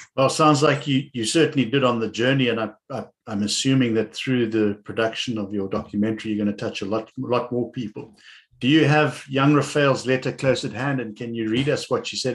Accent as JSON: {"language": "English", "country": "South Africa", "tie": "born or raised there", "said": "I remember as growing up in the Cape"}